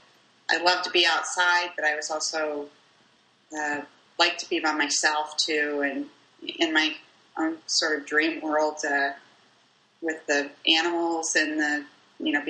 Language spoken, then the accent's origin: English; Bloomington, Illinois, United States; also born or lived in Paxton, Illinois; I'm actually from Bloomington, Illinois, originally, a townie